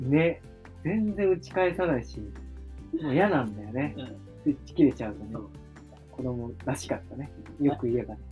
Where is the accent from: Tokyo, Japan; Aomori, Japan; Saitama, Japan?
Tokyo, Japan; moved away as an adult; now in Awaji Island, Japan; 東京生まれ、東京育ち、二十六歳の、我々が、淡路島に移住して